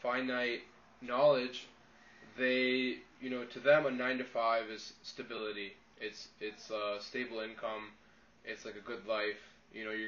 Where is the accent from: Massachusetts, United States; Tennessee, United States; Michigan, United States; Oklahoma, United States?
Michigan, United States; Detroit; I grew up in Detroit